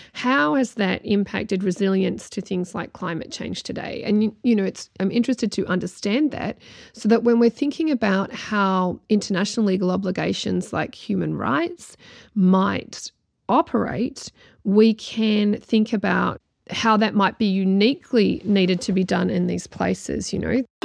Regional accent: New Zealand; heritage based in Ireland and growing up in New Zealand

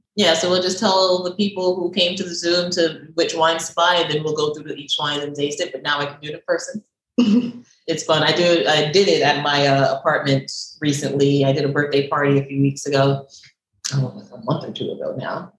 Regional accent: New York, United States; moved away as an adult; also born or lived in Barbados; now in Miami, United States; I'm born in Barbados, raised in New York

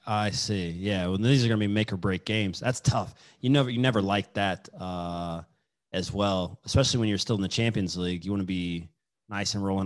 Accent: Kansas, United States; I'm from Kansas

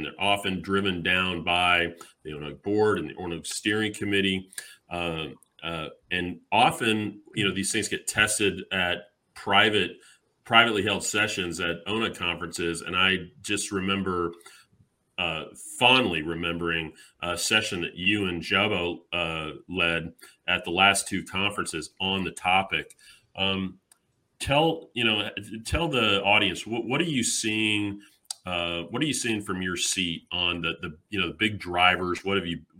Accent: Dallas, Texas, United States; my hometown, Dallas, Texas

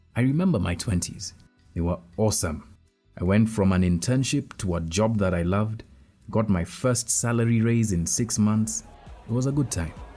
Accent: Kenya; I'm a Kenyan, an investigative journalist, a husband, and a father.

